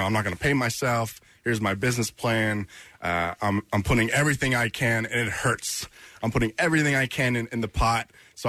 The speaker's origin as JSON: {"language": "English", "town": "Havertown", "region": "Pennsylvania", "country": "United States", "tie": "born or raised there", "said": "born and raised in Havertown."}